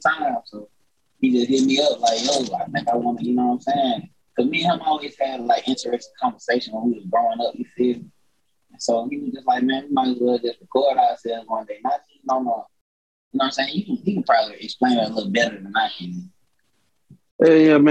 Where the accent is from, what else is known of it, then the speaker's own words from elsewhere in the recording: Birmingham, Alabama, United States; I'm from 5 points from Central Park